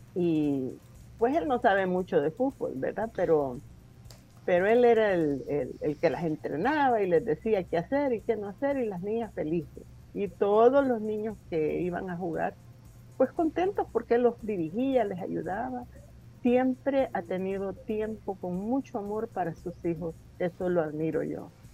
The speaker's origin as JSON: {"language": "Spanish", "country": "El Salvador", "also_born_or_lived": "United States", "moved": "as an adult", "said": "muchos salvadoreños"}